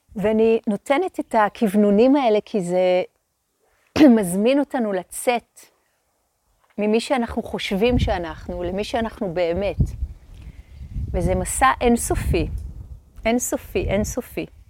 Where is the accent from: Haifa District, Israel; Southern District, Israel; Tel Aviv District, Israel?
Haifa District, Israel; Hadera; הם עוד גרו בחדרה. שם נולדתי, שם גדלתי